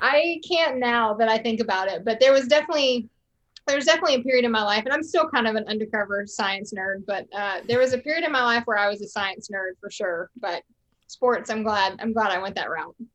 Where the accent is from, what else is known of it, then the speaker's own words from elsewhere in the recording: Charlotte, North Carolina, United States; accent: Southern; I grew up right outside of Charlotte